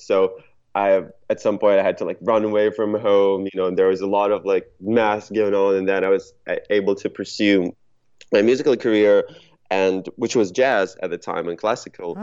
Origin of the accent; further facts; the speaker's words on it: Ukraine; now in Los Angeles, United States; I'm not originally from around here. I'm I'm originally from uh, from Ukraine.